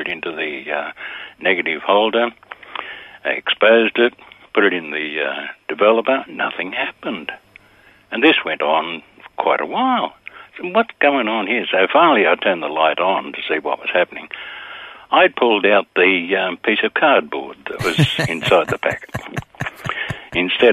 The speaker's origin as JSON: {"language": "English", "town": "Sydney", "region": "New South Wales", "country": "Australia", "tie": "born or raised there"}